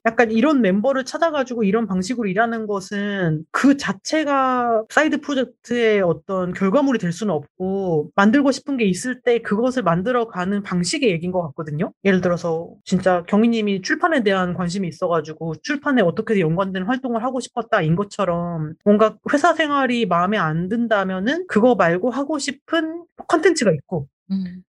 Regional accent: Daejeon, South Korea; 대전 출신이어가지고

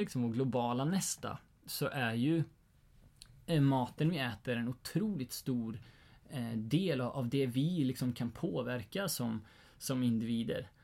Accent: Sweden; vi egentligen som svenskar

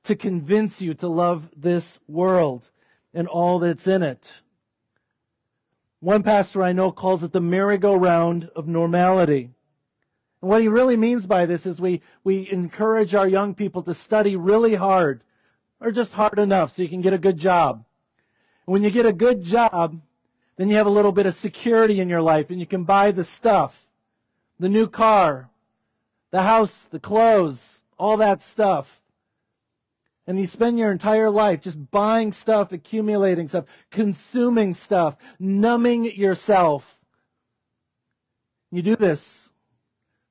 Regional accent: United States; us as wealthy, healthy Americans

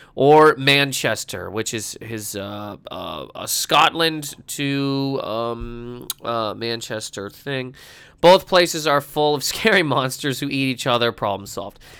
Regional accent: Halifax, Nova Scotia, Canada; my hometown of Halifax, Nova Scotia

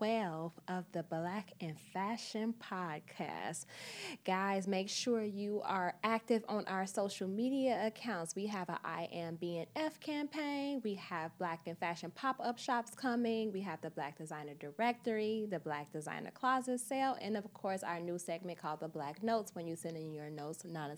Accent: Midwest, United States; AA, I'm from the Midwest too.

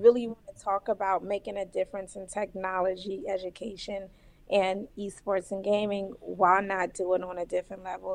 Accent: Philadelphia, Pennsylvania, United States; I'm from Philly

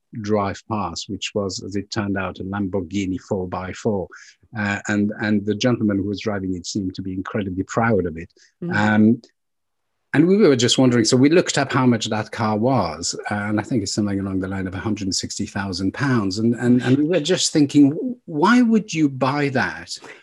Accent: Burgundy, Bourgogne-Franche-Comté, France; moved away; we come from Burgundy

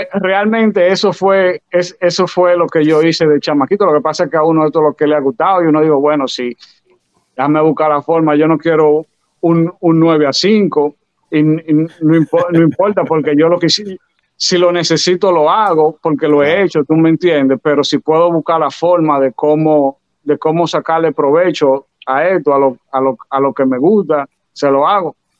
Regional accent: Santo Domingo, Dominican Republic; moved away; also born or lived in New York; yo nací en Santo Domingo, pero de que, de que vine la primera vez a Nueva York

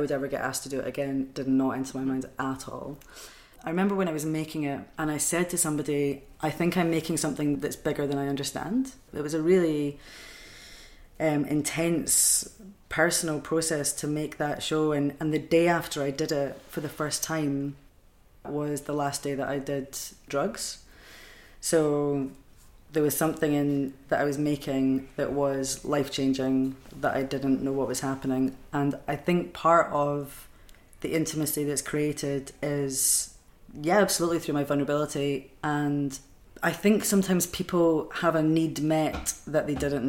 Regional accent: Edinburgh, Scotland, United Kingdom; now in Glasgow, United Kingdom; I grew up in Edinburgh

